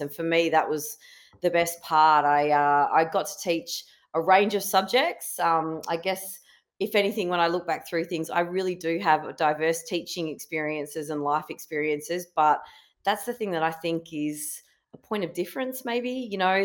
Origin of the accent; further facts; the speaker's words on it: Kalgoorlie, Western Australia, Australia; also born or lived in Perth; I was born and bred in Kalgoorlie, um, in Western Australia